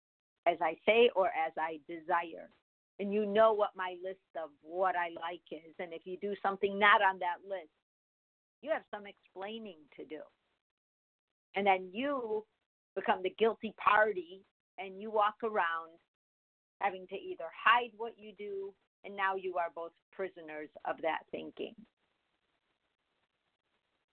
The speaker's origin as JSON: {"language": "English", "town": "Chicago", "region": "Illinois", "country": "United States", "tie": "born or raised there", "said": "when I was growing up in Chicago"}